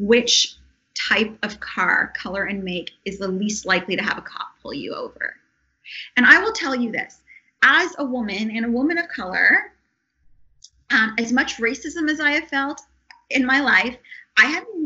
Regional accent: Canada; now in Los Angeles, United States; as a Canadian living here

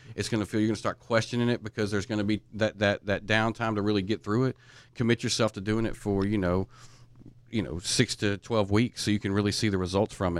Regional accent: East Texas, United States; I'm from East Texas

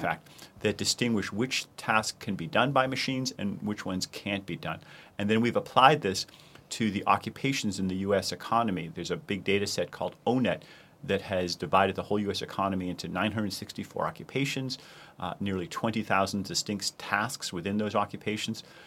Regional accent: Boston, Massachusetts, United States; my hometown of Boston

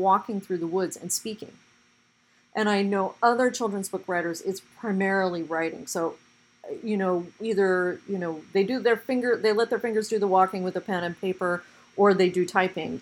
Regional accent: Portland, United States; my own growing up in Portland

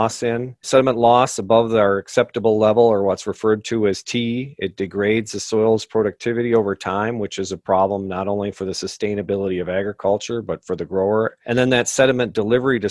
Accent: Southeast Minnesota, United States; I grew up in Southeast Minnesota

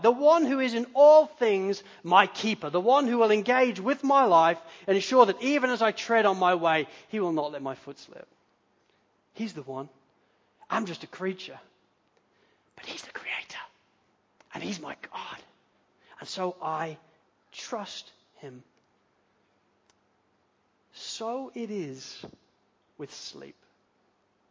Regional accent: United Kingdom; now in Australia; we're British

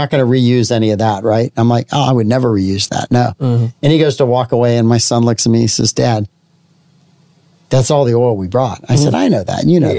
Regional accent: St. Augustine, Florida, United States; I'm from St. Augustine.

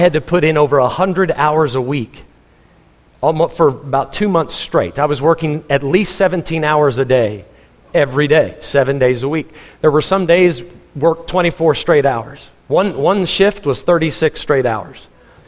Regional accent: Texas, United States; moved away; also born or lived in Missouri; I'm a Texan, so I wanted to go back to Texas

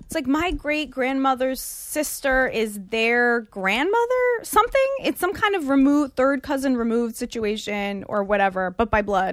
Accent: United States; also born or lived in Israel; My family's Israeli. I was born in Israel and was raised here, but my family's Israeli, so they're all over there.

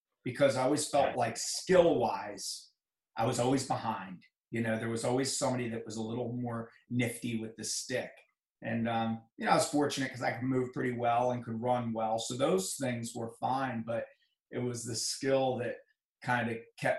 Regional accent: Reisterstown, Maryland, United States; I grew up in Reisterstown, Maryland

